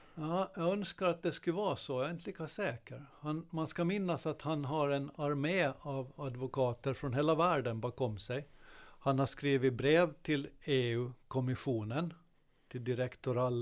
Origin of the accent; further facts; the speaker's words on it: Godby, Åland Islands; under min uppväxt i Godby